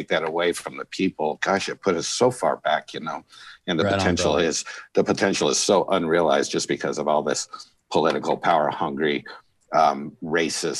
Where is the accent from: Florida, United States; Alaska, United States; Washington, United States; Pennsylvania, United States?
Alaska, United States; southern; moved away; also born or lived in Bakersfield, California; I grew up in Alaska in a small town in southern Alaska.